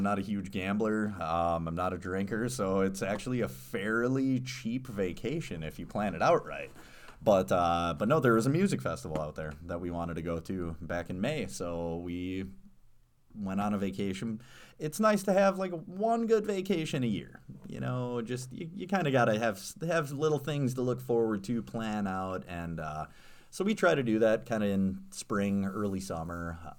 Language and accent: English; Stevens Point, Wisconsin, United States; Because I grew up in Stevens Point, actually, and I still remember going, taking the mountain bikes out on the Green Circle Trail.